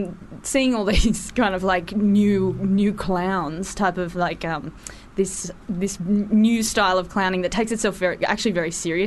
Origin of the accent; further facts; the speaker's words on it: Australia; also born or lived in Sydney; I'm from Australia.